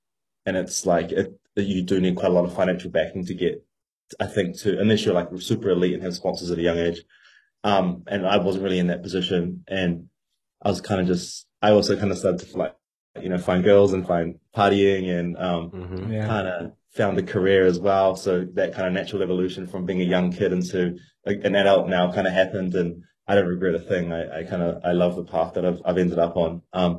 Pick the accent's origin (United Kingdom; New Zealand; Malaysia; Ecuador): New Zealand; Auckland; I'm from Auckland, New Zealand, on the very other side of the world to you guys. Currently in Melbourne, Australia at the time of this phone call